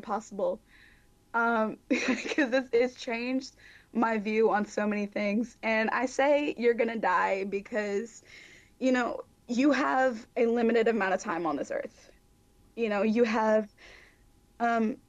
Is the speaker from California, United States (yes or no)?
no; Mobile, Alabama, United States; Mobile, Alabama, my hometown